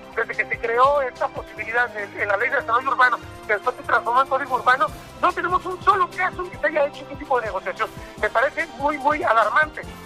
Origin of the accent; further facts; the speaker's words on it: Guadalajara, Jalisco, Mexico; no solamente como tapatíos, no solamente como jaliscienses